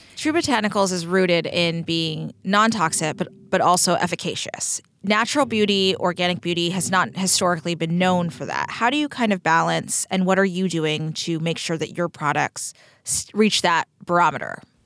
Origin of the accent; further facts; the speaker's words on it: Texas, United States; I'm from Texas